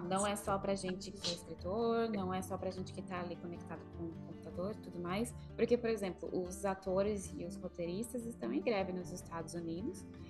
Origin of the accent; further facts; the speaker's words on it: Brazil; moved away; Que é a origem da onde eu nasci, no Brasil, falando em português, e depois vivendo fora do Brasil há tantos anos, falando inglês com todo mundo.